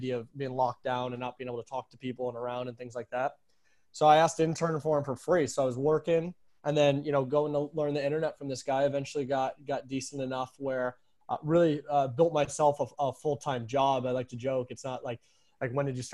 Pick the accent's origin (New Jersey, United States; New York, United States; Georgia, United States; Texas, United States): New York, United States; moved away; also born or lived in Arizona; I'm from New York, so I know the moist heat as well too